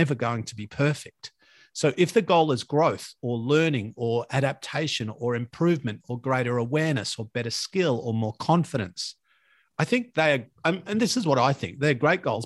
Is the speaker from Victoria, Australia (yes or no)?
yes; Latrobe Valley, Victoria, Australia; when I grew up in Latrobe Valley